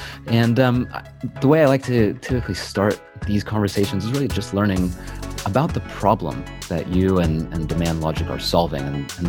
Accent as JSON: {"language": "English", "region": "California", "country": "United States", "moved": "as an adult", "lives_now": "London, United Kingdom", "said": "I remember when I first moved to London, because I'm originally from California"}